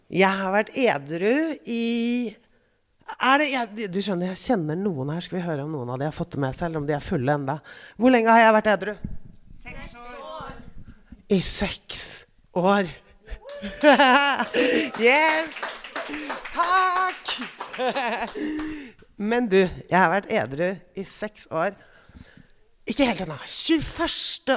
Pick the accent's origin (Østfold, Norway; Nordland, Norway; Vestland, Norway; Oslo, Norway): Oslo, Norway; also born or lived in Bygdøy / Parkveien; Jeg kommer fra Frogner, Gabels gate 37